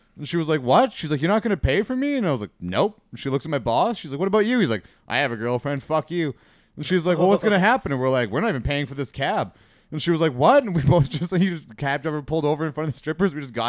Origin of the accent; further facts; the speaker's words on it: Alberta, Canada; I'm from Alberta.